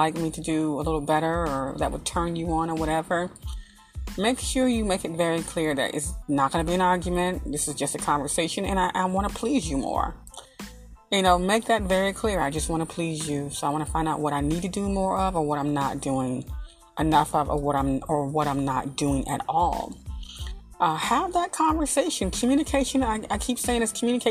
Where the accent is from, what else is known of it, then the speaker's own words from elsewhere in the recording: Arkansas, United States; I'm from the country. I'm from Arkansas